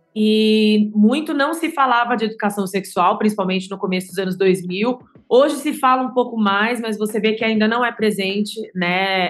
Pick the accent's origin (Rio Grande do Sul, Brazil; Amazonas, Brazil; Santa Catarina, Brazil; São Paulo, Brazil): São Paulo, Brazil; eu sou paulistana